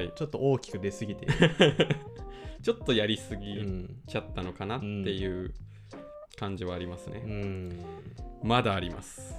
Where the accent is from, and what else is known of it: Takaoka, Toyama, Japan; born or raised there